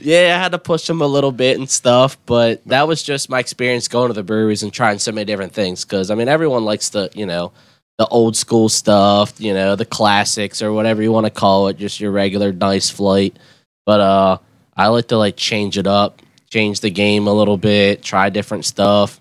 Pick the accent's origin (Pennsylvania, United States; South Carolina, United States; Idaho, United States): Pennsylvania, United States; West York; I grew up there my whole life in West York